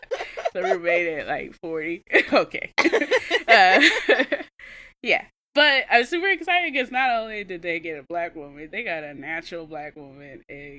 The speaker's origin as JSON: {"language": "English", "region": "Mississippi", "country": "United States", "moved": "yes", "lives_now": "Texas, United States", "said": "from Mississippi, I just live here."}